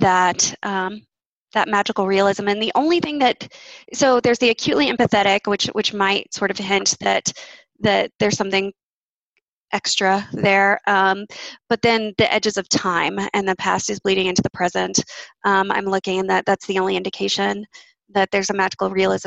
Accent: Austin, Texas, United States; moved away; I was born in Austin. I have spent roughly half my life in Austin.

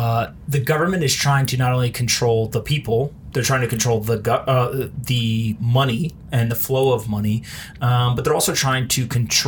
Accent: United States; I grew up in the United States

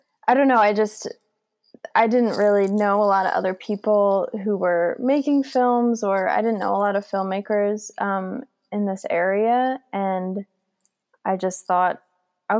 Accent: New Jersey, United States; I'm from New Jersey

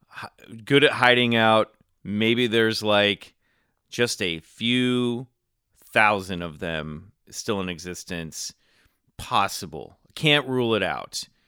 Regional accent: Kansas City, Missouri, United States; moved away as an adult; when I was growing up in Kansas City, there was nothing going on

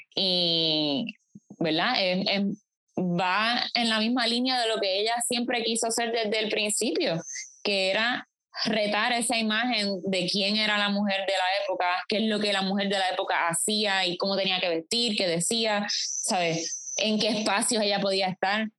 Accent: Puerto Rico; mucho de lo que somos como puertorriqueños

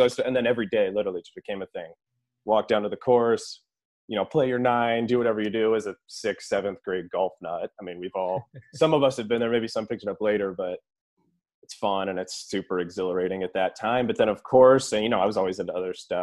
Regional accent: California, United States; also born or lived in New Zealand / Temecula; I'm from California

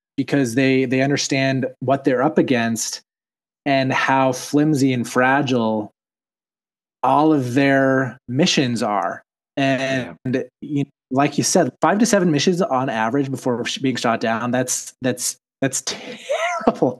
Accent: Utah, United States; I'm from Utah, and Utah's English is probably the most vanilla English on planet Earth

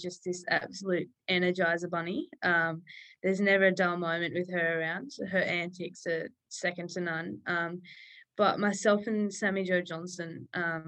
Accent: Coffs Harbour, New South Wales, Australia; I grew up near Coffs Harbour on the north coast of New South Wales

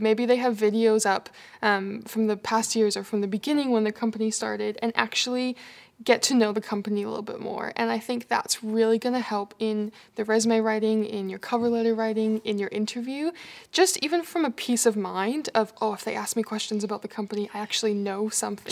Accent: Canada; moved away as an adult; now in Australia; you might notice my accent. I'm from Canada.

